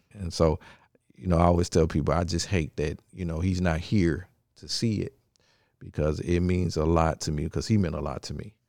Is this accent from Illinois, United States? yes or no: no; Memphis, Tennessee, United States; also born or lived in Nashville, Tennessee; I am originally from, uh, Memphis, Tennessee, born and raised.